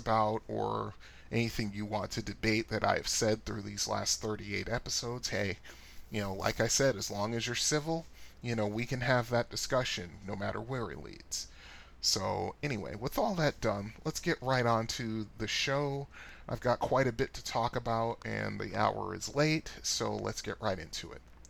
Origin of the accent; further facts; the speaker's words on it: Annapolis, Maryland, United States; my two most memorable arcades growing up in the Annapolis, Maryland area were Aladdin's Castle and the Funcade